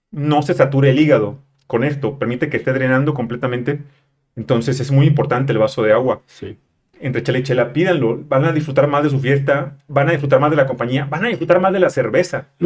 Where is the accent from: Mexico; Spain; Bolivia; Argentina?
Mexico; moved away; also born or lived in Mexico City; yo soy provinciano, llegué a la Ciudad de México con una caja de cartón con mecates